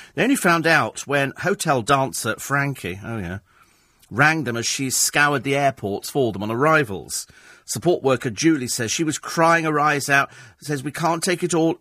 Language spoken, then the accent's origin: English; United Kingdom; I'm British.